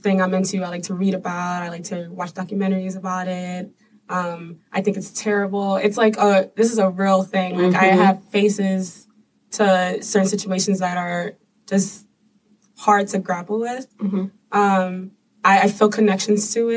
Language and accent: English; New York City, New York, United States; I'm from the South Bronx.